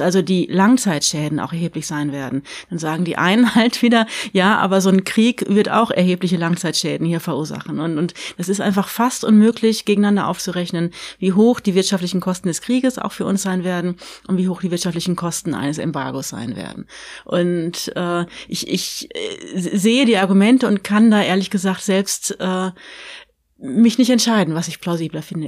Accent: Paderborn, North Rhine-Westphalia, Germany; Paderborn nennst, wo ich herkomme

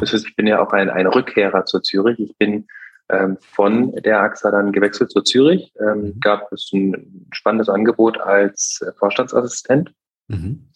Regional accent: Bühl, Baden-Württemberg, Germany; moved away; also born or lived in North Rhine-Westphalia; Meine Heimat ist, äh, ist Bühl bei Baden-Baden äh, im Schwarzwald und ähm, da bin ich aufgewachsen

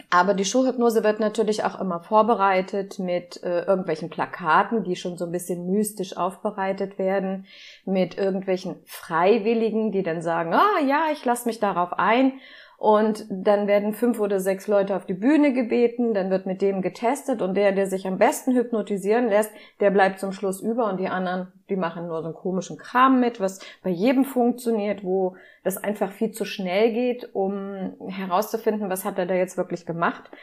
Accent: Seesen, Lower Saxony, Germany; Ich komme aus Seesen, das ist am Harzrand. Man nennt es das Tor zum Harz.

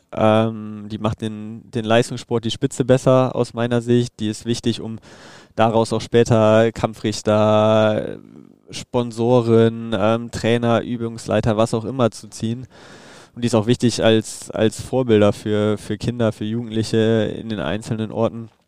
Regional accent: Düsseldorf, North Rhine-Westphalia, Germany; Und wie gesagt, Düsseldorf ist meine Heimat. Ähm, da fühle ich mich wohl. Da ist meine Familie.

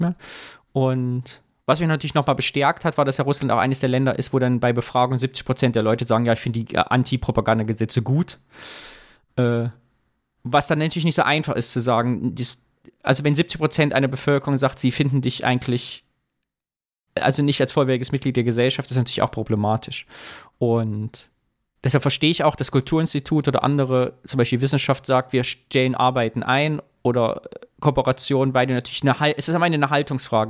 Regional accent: Sondershausen, Thuringia, Germany; now in Cologne, Germany; von Sondershausen, wo ich herkomme

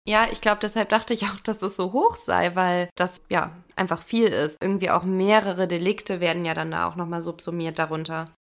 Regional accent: Germany; bei uns in Deutschland

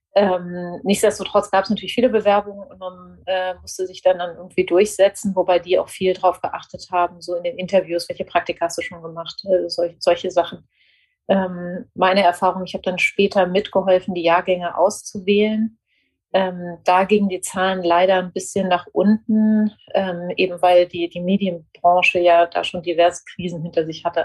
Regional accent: near Frankfurt, Hesse, Germany; moved away as an adult; also born or lived in Nuremberg / Munich; ich bin äh, aufgewachsen in der Nähe von Frankfurt

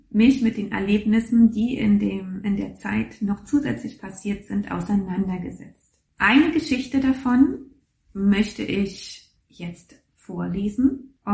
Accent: East Germany, Germany; Und ich bin in der DDR groß geworden und in der DDR war Religion ähm, nicht unbedingt, naja, ein, äh, etwas zum Vorzeigen.

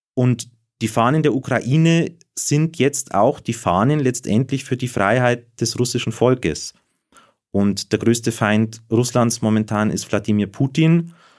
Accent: Germany

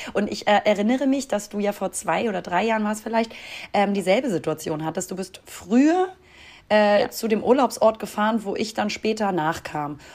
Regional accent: Hamburg, Germany; da, wo ich herkomme. also aus Hamburg

